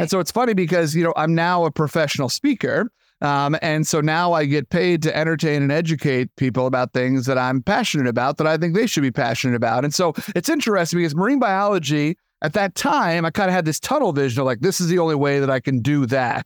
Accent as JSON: {"language": "English", "area": "Long Island", "region": "New York", "country": "United States", "tie": "born or raised there", "said": "I'm born and raised in Long Island, New York."}